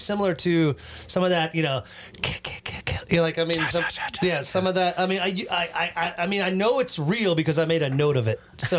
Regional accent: North Carolina, United States; I'm from North Carolina.

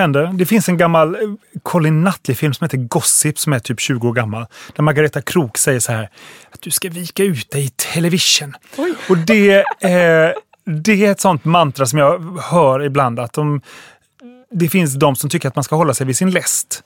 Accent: Halmstad, Halland County, Sweden; Jag växte upp i Halmstad

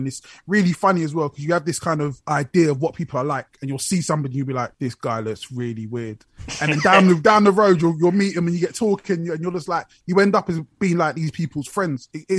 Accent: Luton, East of England, United Kingdom; moved away as an adult; also born or lived in Brixton, London; now in Watford, United Kingdom; So originally I was born in Brixton, and I did my dad then got a job in Luton, so I was in Luton for like high school and a bit of college.

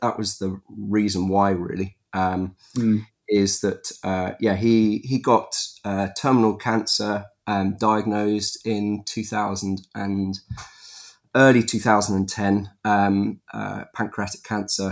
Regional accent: Epsom, South East England, United Kingdom; I was born in Epsom in Surrey.

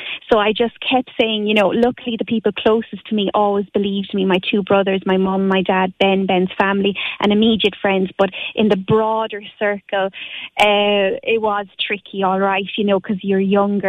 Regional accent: Moycullen, Connacht, Ireland; I'm originally from Mycullough in Galway

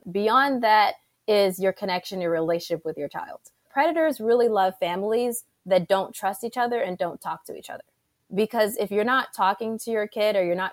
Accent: Saudi Arabia; also born or lived in Egypt / Panama; I grew up in Saudi Arabia, I grew up in Egypt, went to Panama.

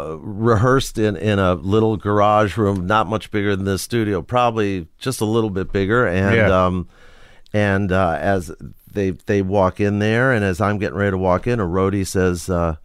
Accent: Forest Hills, New York, United States; I grew up in Forest Hills, New York.

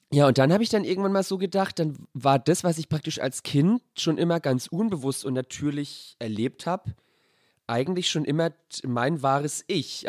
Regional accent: Sonnefeld, Bavaria, Germany; now in Berlin, Germany; es ist leider nur Sonnefeld

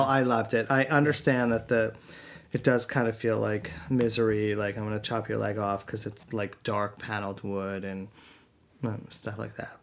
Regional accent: Northeast, United States; we grew up in the Northeast and yeah, it was like snowy and winter wonderland

